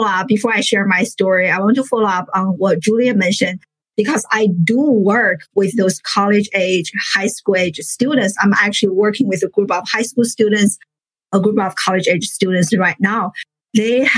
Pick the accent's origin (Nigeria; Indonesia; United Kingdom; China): China; moved away as an adult; now in United States; I grew up in China, a first generation immigrant